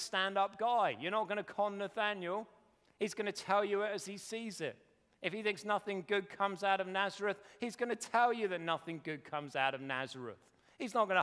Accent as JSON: {"language": "English", "country": "United Kingdom", "said": "We're very British"}